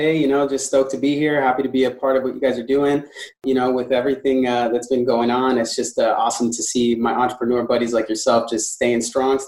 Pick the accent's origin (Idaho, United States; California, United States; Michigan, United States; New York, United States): California, United States; San Diego; I'm from San Diego, California, actually. I was born and raised here in San Diego